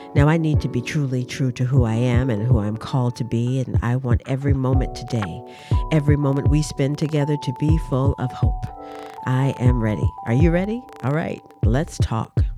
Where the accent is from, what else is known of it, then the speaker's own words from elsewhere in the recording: Durham, North Carolina, United States; moved away as an adult; also born or lived in Washington, D.C.; I am originally from Durham, North Carolina. I was brought up in a family of educators in the public school system